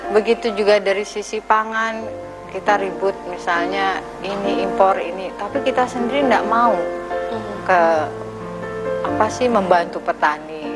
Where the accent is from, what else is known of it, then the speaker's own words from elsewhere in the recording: Cikarang, West Java, Indonesia; saya itu di apa ya di Cikarang di Brong lah Brong itu deket stasiun